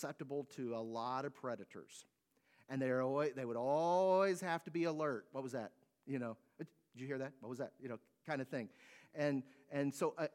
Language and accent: English; United States; American citizens